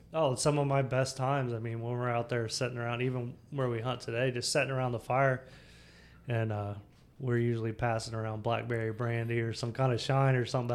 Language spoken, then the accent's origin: English; Samsula, Florida, United States; I grew up in Sam Florida, was just outside of uh, New Smyrna Beach